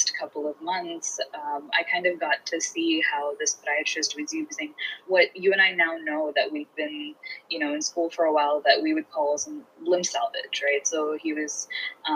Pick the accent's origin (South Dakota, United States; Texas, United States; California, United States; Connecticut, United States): Texas, United States; Houston; also born or lived in India; I'm from Houston, Texas